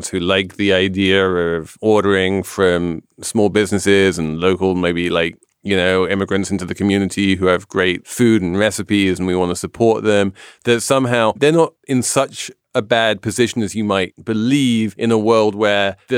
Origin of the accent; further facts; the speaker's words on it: New York, United States; I'm a New Yorker